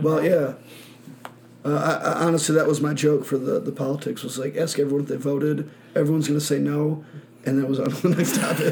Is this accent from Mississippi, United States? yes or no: no; Michigan, United States; moved away; I'm from Michigan